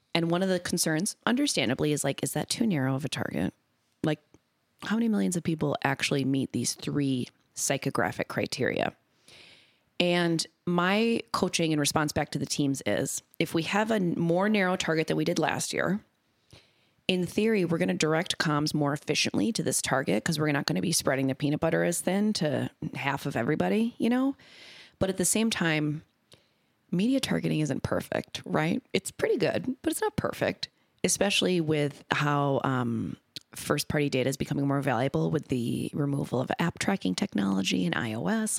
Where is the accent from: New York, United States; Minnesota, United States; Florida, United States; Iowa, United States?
Minnesota, United States; born and raised in Minnesota